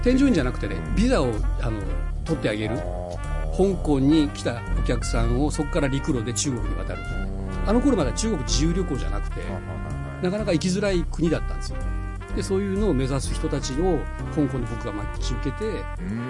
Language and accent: Japanese; Fukuoka, Japan; born or raised there; moved away as an adult